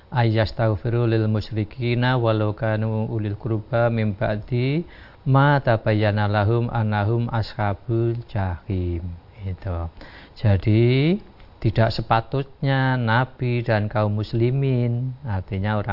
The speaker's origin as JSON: {"language": "Indonesian", "region": "Java", "country": "Indonesia", "said": "Jadi perasaan kita orang Jawa itu kadang semacam itu"}